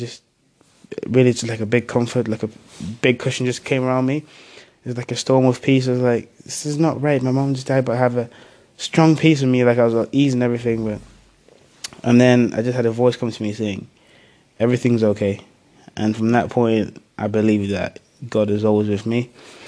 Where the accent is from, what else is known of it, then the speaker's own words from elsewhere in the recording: Zambia; born there; I was born originally in Africa, Zambia, so we lived there for a few years.